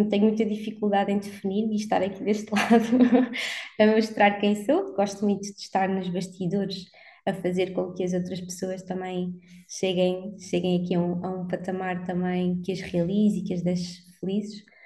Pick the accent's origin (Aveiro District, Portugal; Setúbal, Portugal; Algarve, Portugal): Algarve, Portugal; moved away as an adult; now in Lisbon, Portugal; cresci no Algarve, portanto, dos meus 8 aos 18 anos